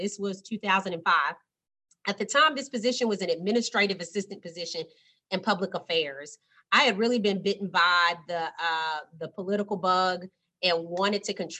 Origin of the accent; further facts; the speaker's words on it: Austin, Texas, United States; now in Houston, United States; I'm an Austin native, so I grew up in Austin, Texas.